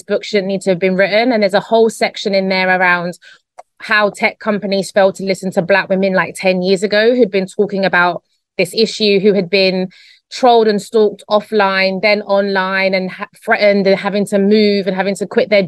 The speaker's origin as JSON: {"language": "English", "region": "London", "country": "United Kingdom", "tie": "born or raised there", "moved": "as an adult", "lives_now": "Spain"}